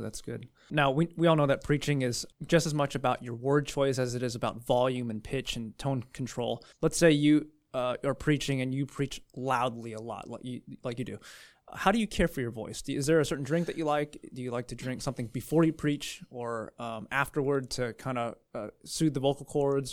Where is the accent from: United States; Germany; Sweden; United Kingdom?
United States; California; I'm from California. We talk faster